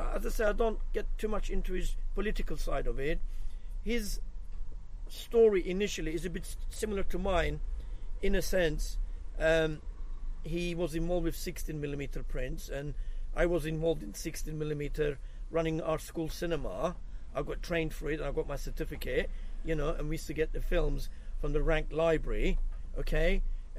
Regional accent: Cyprus; I'm actually from Cyprus

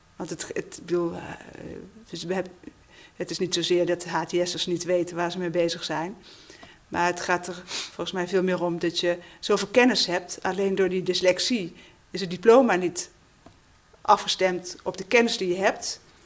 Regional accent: North Brabant, Netherlands; moved away; ben een Brabander

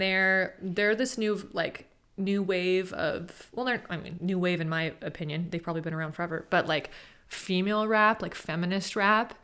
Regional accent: Sacramento, California, United States; I'm from Sacramento

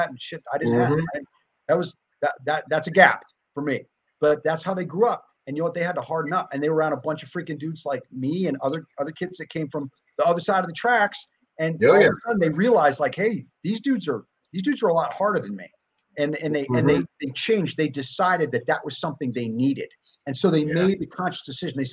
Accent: New Jersey, United States; moved away; I grew up back East. I grew up in New Jersey

